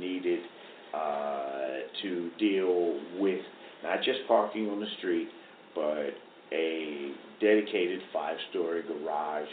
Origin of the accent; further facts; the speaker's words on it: New York City, New York, United States; I mean, I grew up here. I was born in the Rockaways